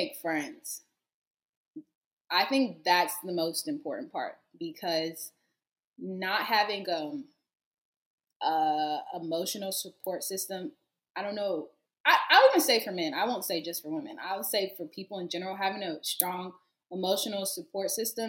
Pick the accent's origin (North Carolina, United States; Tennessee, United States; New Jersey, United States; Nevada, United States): North Carolina, United States; Greensboro; moved away as an adult; now in Houston, United States; I'm from Greensboro, so I would consider that a city